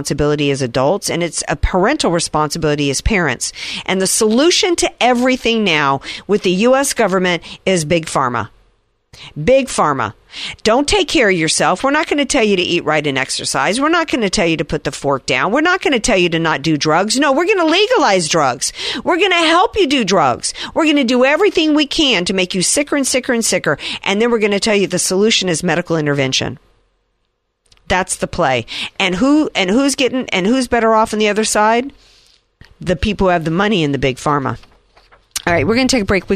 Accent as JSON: {"language": "English", "region": "the South", "country": "United States", "tie": "born or raised there", "said": "I grew up in the South at a time in which people still smoked"}